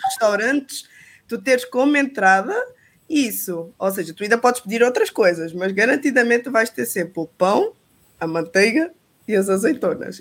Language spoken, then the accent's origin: Portuguese; Portugal